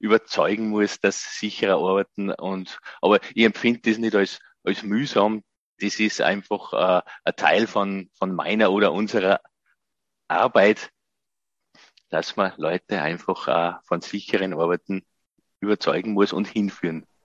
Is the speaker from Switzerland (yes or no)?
no; Gosau, Upper Austria, Austria; habe dann ein Nachbar von mir in meinem Heimatort Gosau im Salzkammergut hat ein Planungsbüro für Elektrotechnik und Brandschutz gehabt.